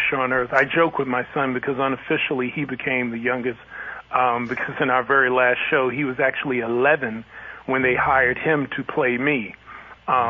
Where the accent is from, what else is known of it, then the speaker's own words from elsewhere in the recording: New York City, New York, United States; growing up in New York City